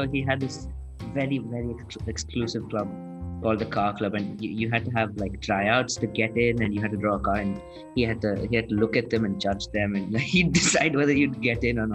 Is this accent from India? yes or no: yes; India; now in Australia; I was born in India. I live in Australia.